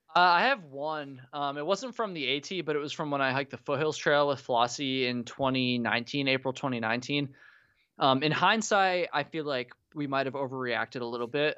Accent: Vermont, United States; grew up in Vermont, but my parents moved from Vermont to South Carolina

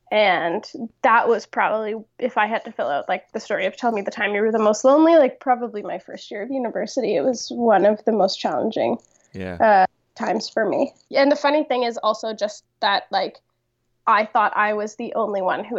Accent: Toronto, Ontario, Canada; So I came from Toronto. I grew up in Toronto, and I went for my first year of university to McMaster.

